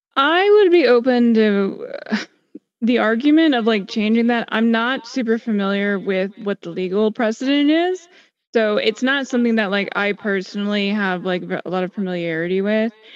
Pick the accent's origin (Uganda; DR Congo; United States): United States; I'm an American